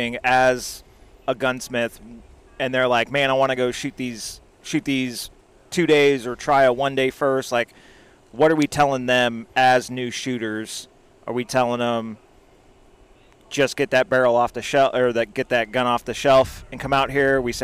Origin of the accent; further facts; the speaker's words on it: Arizona, United States; I'm from Arizona